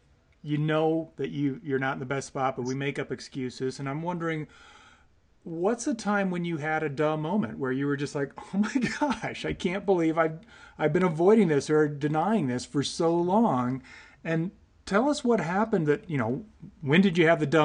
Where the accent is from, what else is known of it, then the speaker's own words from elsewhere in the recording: Eureka, Illinois, United States; moved away; also born or lived in Colorado; I grew up in a little town called Eureka, which is just outside of Peoria and Bloomington, Illinois